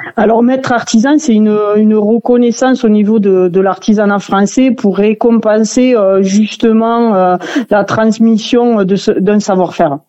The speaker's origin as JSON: {"language": "French", "town": "Saint-Laurent-de-Cerdans", "region": "Occitania", "country": "France", "said": "on est tous originaires de Saint-Laurent hein, dans l'atelier"}